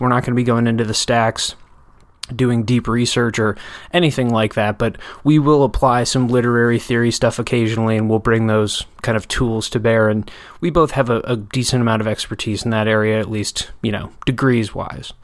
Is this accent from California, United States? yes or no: no; Janesville, Wisconsin, United States; my hometown Janesville